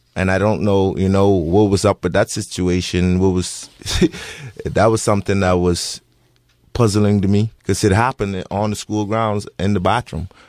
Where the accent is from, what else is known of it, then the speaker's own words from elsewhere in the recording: Bahamas; moved away as an adult; now in Bend, United States; I'm not from America, I'm from the Bahamas